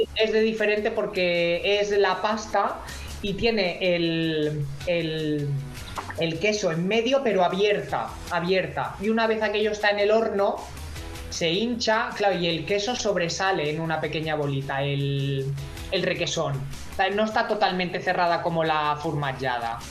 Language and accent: Spanish; Menorca, Balearic Islands, Spain; Yo he nacido en Menorca, yo soy menorquín.